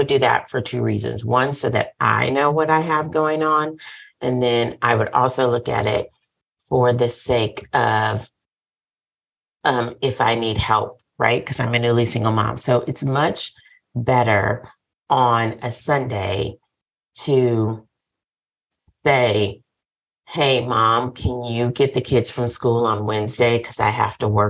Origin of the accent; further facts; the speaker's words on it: the South, United States; I'm from the South